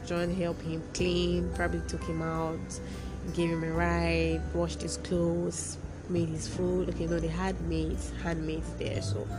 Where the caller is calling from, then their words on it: Nigeria; I'm not talking from any other place. I'm speaking from Nigeria here with you that is listening